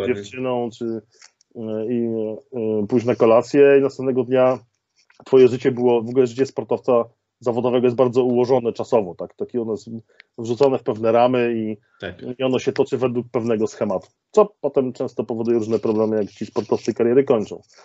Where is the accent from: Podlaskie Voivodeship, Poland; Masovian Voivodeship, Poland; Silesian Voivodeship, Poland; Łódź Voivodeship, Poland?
Silesian Voivodeship, Poland; Częstochowa; jestem oryginalnie z Częstochowy